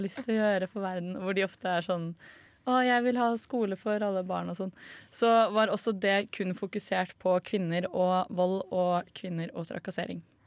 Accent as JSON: {"language": "Norwegian", "country": "Norway", "said": "som nordmann"}